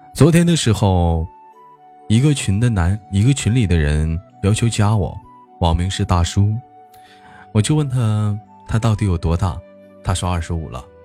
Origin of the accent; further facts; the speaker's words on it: Changchun, Jilin, China; 是一个来自于祖国长春的一个小男孩